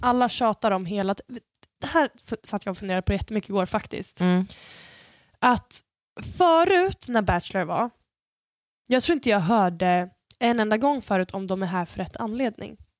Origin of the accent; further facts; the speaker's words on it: Sweden; de trodde att jag var absolut inte från Sverige